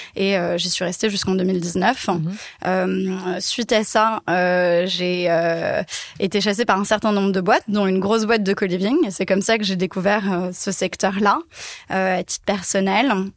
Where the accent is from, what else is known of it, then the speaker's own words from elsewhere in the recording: Paris, Île-de-France, France; Je suis née et j'ai grandi à Paris